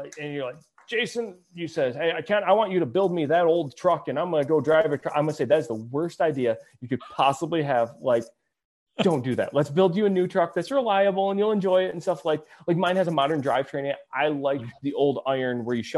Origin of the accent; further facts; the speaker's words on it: Michigan, United States; We're from Michigan.